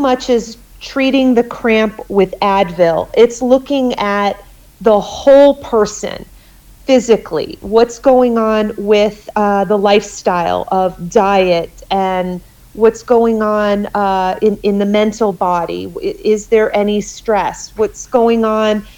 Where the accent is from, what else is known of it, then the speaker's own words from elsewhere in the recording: Connecticut, United States; I grew up in Connecticut